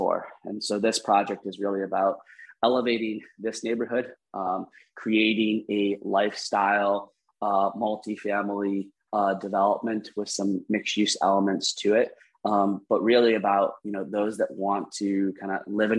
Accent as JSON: {"language": "English", "town": "Cleveland", "region": "Ohio", "country": "United States", "tie": "born or raised there", "moved": "yes", "said": "I grew up in Cleveland, came back to Cleveland."}